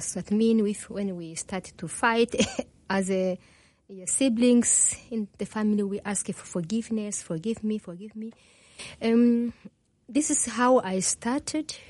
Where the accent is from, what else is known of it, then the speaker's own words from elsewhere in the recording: DR Congo; first language Kinyarwanda; English is a second language; moved away; also born or lived in Burundi / Rwanda; I was born in Burundi, grew up in Congo.